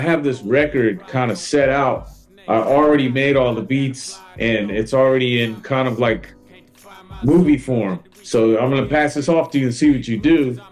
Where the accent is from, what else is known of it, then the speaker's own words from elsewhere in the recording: the Bay Area, California, United States; I'm from the Bay